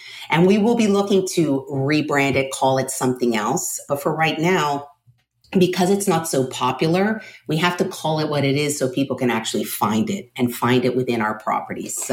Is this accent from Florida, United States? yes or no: yes; Miami, Florida, United States; moved away; I am originally from Miami